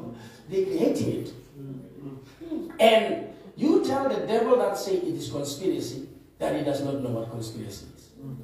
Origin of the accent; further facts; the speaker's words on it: South Africa; I'm a South African, I vaccinate. I'm a South African, I don't.